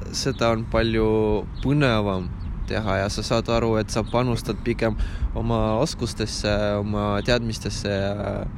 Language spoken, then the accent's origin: Estonian; Ida-Viru County, Estonia; moved away as an adult; me oleme sinuga Ida-Virumaalt tulnud